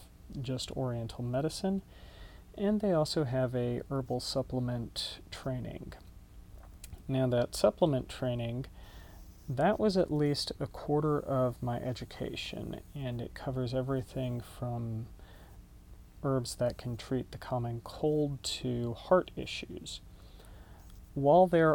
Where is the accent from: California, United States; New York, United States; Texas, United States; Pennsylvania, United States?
Texas, United States; Dallas; also born or lived in Austin, Texas; now in Denton, United States; I grew up in Dallas